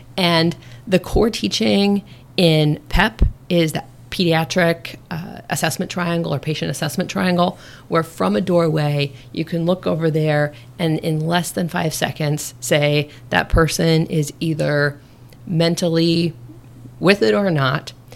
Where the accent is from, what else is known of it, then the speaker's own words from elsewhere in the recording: Nebraska, United States; moved away as an adult; also born or lived in Chicago, Illinois; now in Maryland, United States; born and raised in Nebraska